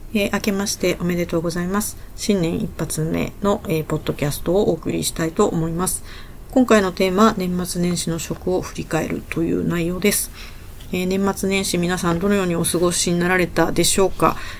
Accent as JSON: {"language": "Japanese", "town": "Sendai", "region": "Miyagi", "country": "Japan", "tie": "born or raised there", "said": "私の出身地である仙台"}